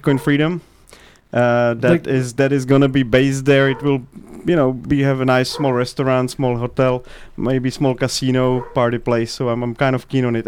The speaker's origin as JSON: {"language": "English", "country": "Czechia", "tie": "born or raised there", "also_born_or_lived": "United States", "said": "originally from Prague. I've been born 100 kilometers away from Prague."}